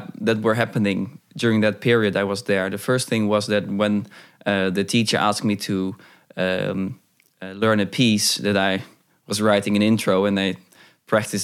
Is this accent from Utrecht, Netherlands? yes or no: no; Hoorn, North Holland, Netherlands; I have one mentor from my hometown, Horen